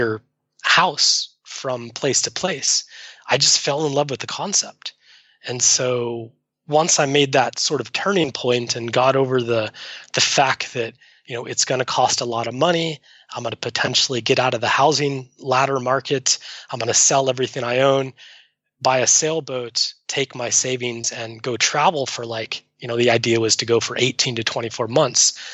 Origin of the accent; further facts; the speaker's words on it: Arizona, United States; moved away as an adult; also born or lived in Seattle; I grew up in Arizona, landlocked